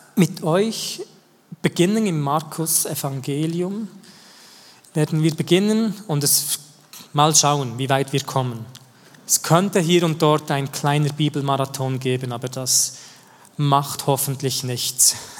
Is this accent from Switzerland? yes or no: yes; the same region as Schönbühl, Bern, Switzerland; Und wir sind in der gleichen Region aufgewachsen